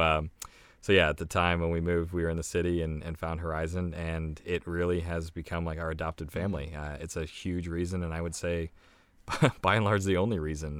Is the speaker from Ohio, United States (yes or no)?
yes; Ohio, United States; moved away as an adult; now in Maryland, United States; I am originally from Ohio. I grew up in Ohio.